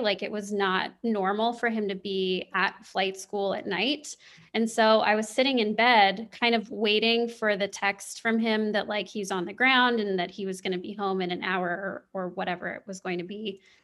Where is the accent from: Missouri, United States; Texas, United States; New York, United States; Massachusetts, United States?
Missouri, United States; Kansas City; I grew up in the Midwest. I grew up in the Kansas City area